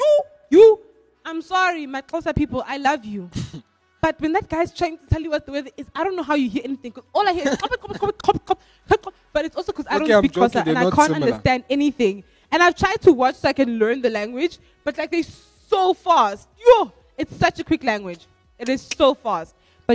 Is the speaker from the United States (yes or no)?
no; DR Congo; By the way, if you don't know, I'm from Congo.